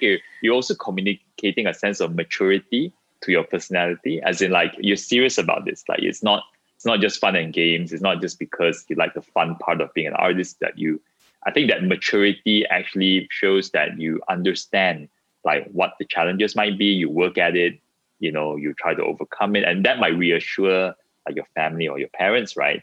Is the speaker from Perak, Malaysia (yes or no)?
yes; Ipoh, Perak, Malaysia; moved away; I was born in Ipoh. I haven't been back for very long